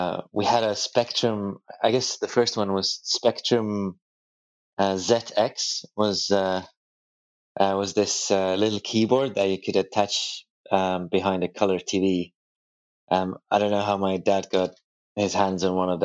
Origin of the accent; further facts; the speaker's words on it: Tallinn, Harju County, Estonia; I was born in Estonia that was then occupied by Soviet Union in 1980. For the first 10 years, I was growing up like all the Soviet kids did at the time